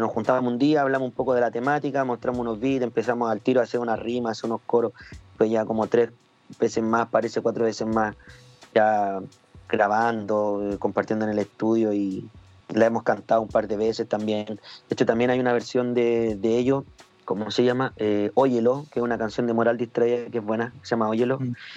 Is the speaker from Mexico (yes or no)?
no; Chile; como raperos chilenos